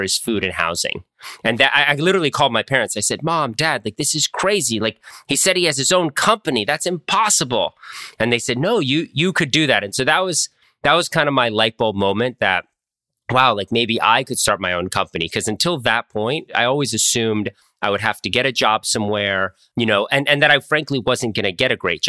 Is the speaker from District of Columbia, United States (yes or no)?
yes; Washington, District of Columbia, United States; moved away as an adult; also born or lived in Wisconsin; I grew up in Washington, D.C.